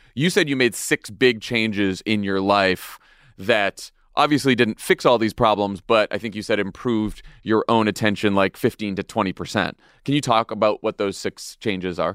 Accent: Massachusetts, United States; my home state of Massachusetts

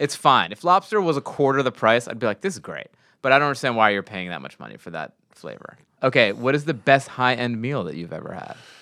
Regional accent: New York, United States; I'm from New York

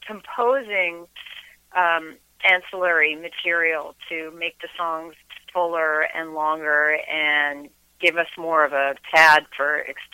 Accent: United States; we're all Americans, and we grew up here, and we have, our musical frame of reference that comes from growing up in the United States.

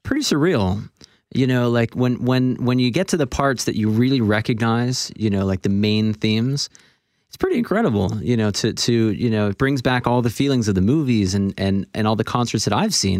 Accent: Florida, United States; also born or lived in Toronto, Canada / Boston; I was born in Toronto, but I moved to Florida in the United States when I was about four years old

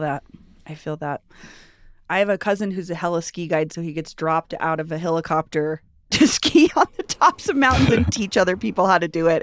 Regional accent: Denver, Colorado, United States; I grew up here

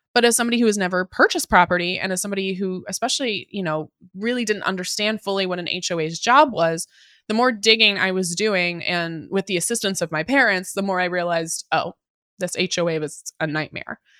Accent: Puyallup, Washington, United States; also born or lived in Seattle, Washington; I grew up in Puyallup, Tacoma.

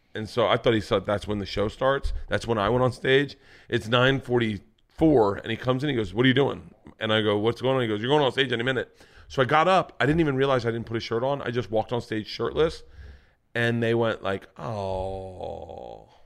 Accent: Florida, United States; Growing up in Florida

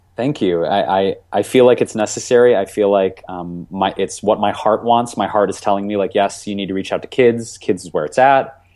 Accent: Detroit, Michigan, United States; growing up in Detroit

